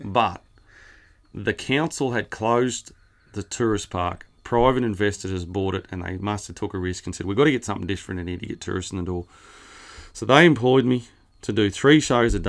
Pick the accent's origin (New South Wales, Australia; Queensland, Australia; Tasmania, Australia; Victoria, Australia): New South Wales, Australia; Rowena; also born or lived in Narrabri; born, um, oh, Narrabri, but lived west of Narrabri, a little town called Rowena. Went to school there. Uh, just a awesome place for a kid to grow up.